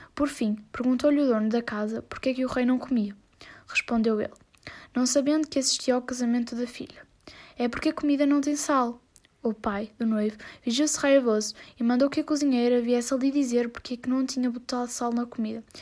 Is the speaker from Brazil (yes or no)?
no; Portugal; tenho 13 anos e sou de Portugal